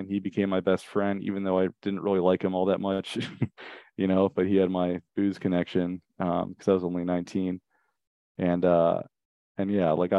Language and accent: English; Richmond, Virginia, United States; now in Vermont, United States; I grew up in Richmond, Virginia, in the suburbs